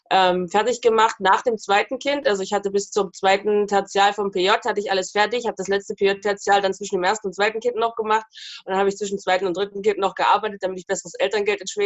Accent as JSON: {"language": "German", "town": "Jessnitz", "region": "Saxony-Anhalt", "country": "Germany", "tie": "born or raised there", "also_born_or_lived": "Halle", "said": "Ich bin da auch geboren, ja."}